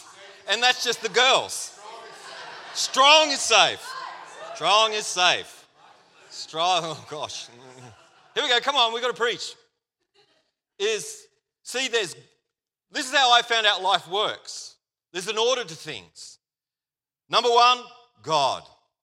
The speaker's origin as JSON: {"language": "English", "country": "Australia", "accent": "Australian"}